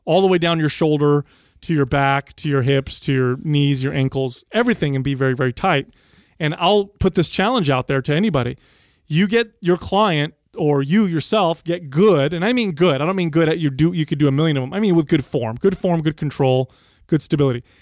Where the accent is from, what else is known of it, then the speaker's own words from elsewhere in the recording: United States; I'm an 11 year old, 12 year old, but I'm from America